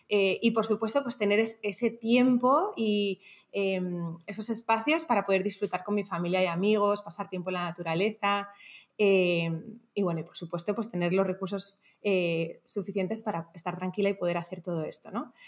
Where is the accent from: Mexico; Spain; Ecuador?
Spain; Madrid, Community of Madrid; moved away as an adult; now in Panama; Soy española de Madrid, pero desde los 18 años vivo en, diferentes países